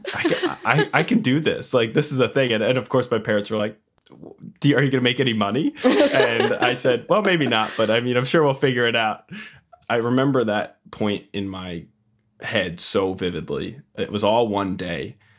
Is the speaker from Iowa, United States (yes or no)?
no; Long Island, New York, United States; also born or lived in Queens, New York; I hail from Long Island, New York, Strong Island. Um, I was born and raised here, currently living here.